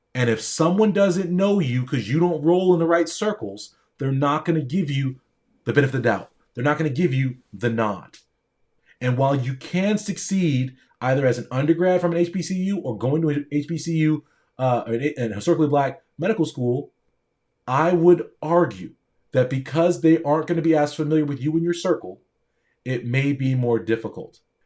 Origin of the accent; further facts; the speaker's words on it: Newport Beach, California, United States; also born or lived in Palo Alto; I grew up in Orange County in Newport Beach